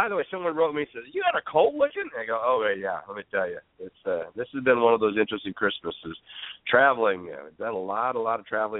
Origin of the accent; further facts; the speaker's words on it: Minnesota, United States; moved away; I grew up here in Minnesota.